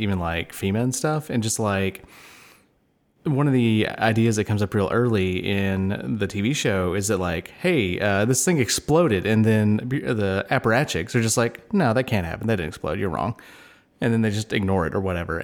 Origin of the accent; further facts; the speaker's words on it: United States; as an American